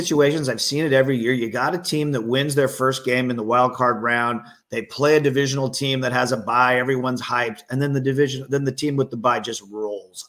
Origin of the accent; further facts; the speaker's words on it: Bay Area, California, United States; I'm from the Bay Area.